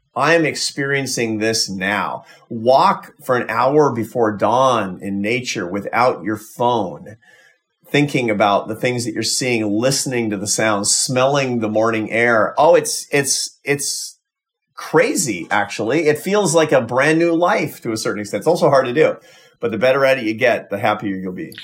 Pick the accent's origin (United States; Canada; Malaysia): United States; as an American